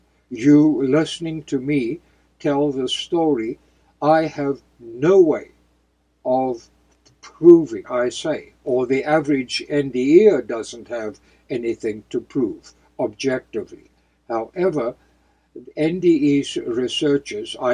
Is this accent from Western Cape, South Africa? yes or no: yes; outside of Cape Town, Western Cape, South Africa; close to my hometown, outside of Cape Town